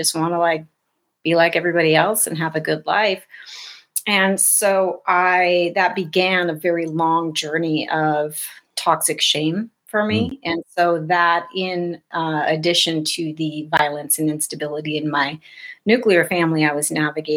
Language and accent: English; South Dakota, United States; born or raised there